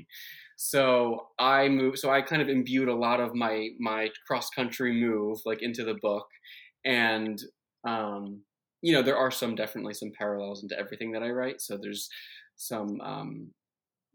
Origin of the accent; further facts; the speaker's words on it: West Deptford, New Jersey, United States; moved away; I'm from New Jersey originally